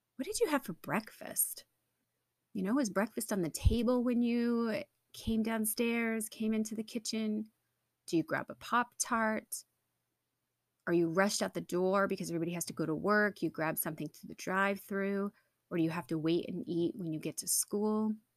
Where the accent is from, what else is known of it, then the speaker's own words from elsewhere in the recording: New England, United States; I'm from New England